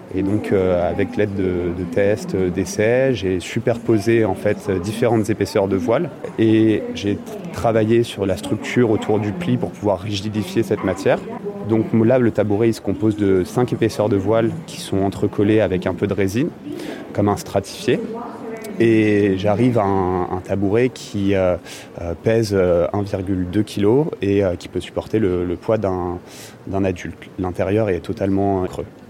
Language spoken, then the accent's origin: French; Le Havre, Normandy, France; je suis originaire du Havre. J'ai beaucoup été baigné dans le, dans le sport nautique.